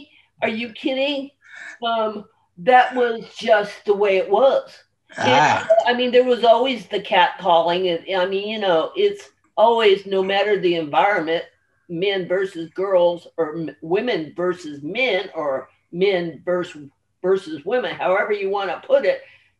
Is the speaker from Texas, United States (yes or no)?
no; Camp Pendleton, California, United States; born there; Well, I'm actually a Marine Corps brat, and I was born in Camp Pendleton